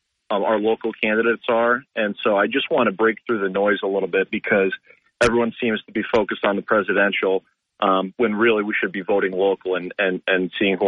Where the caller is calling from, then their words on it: Binghamton, New York, United States; Hey, Bob. … from Binghamton.